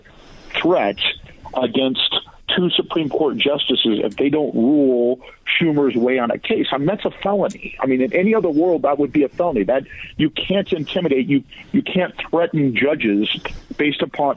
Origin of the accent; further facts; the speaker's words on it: Iowa, United States; I'm from Iowa. I'm from the real world myself.